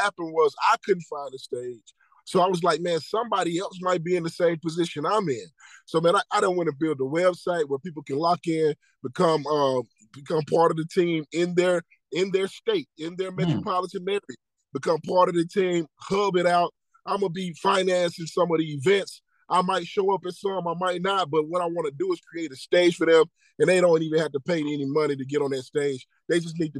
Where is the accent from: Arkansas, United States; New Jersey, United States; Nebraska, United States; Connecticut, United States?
Arkansas, United States; also born or lived in Dallas, Texas; now in Little Rock, United States; I'm from Arkansas. I got family in Arkansas.